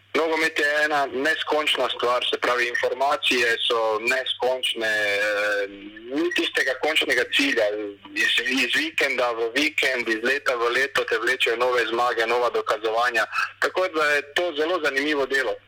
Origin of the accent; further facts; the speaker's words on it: Maribor, Slovenia; moved away as an adult; now in Croatia; prihajam iz Maribora